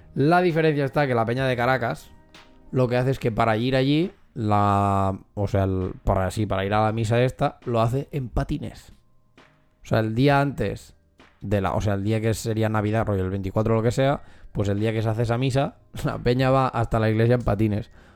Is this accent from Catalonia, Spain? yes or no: yes; Catalonia, Spain; nosotros que somos de aquí de Cataluña